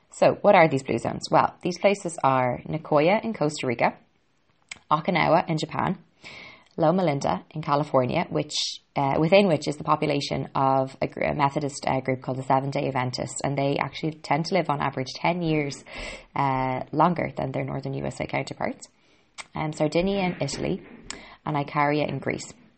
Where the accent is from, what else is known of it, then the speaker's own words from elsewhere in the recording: Ireland; I'm an Irish girl